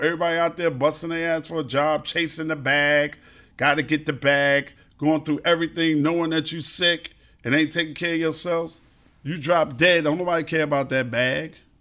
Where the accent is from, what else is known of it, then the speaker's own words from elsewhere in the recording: New York City, New York, United States; also born or lived in Brooklyn; I'm a Queens dude 'cause I was raised in Queens, but I was born in Brooklyn